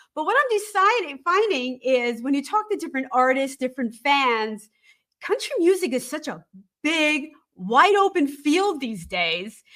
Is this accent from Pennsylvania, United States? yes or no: yes; Allentown, Pennsylvania, United States; also born or lived in New Jersey; I'm from Allentown